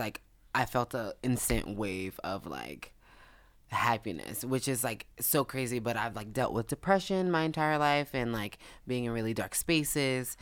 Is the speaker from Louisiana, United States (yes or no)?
yes; New Orleans, Louisiana, United States; We're both from New Orleans